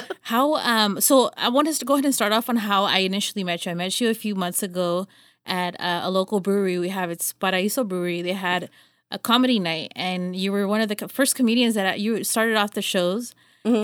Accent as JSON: {"language": "English", "town": "Los Banos", "region": "California", "country": "United States", "said": "I'm from here from Los Banos"}